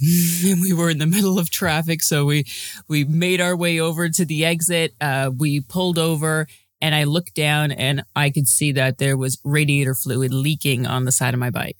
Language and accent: English; Toronto, Ontario, Canada; I'm from Toronto